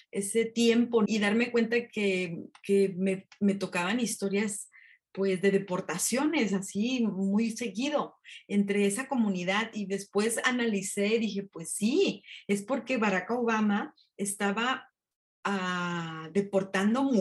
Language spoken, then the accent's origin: Spanish; Mexico; yo aquí me casé, mis hijas nacieron aquí, así somos los mexicanos